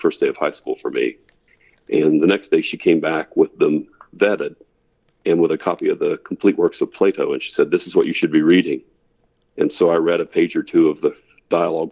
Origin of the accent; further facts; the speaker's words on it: Gallipolis, Ohio, United States; now in Auburn, United States; I grew up in southeastern Ohio, right on the Ohio River. In fact, at the confluence of the Kanawha and the Ohio Rivers, in a little town called Gallipolis, Ohio